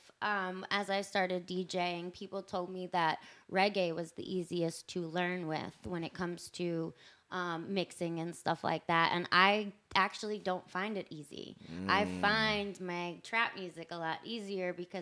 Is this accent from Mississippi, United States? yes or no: no; New York, United States; I'm from New York.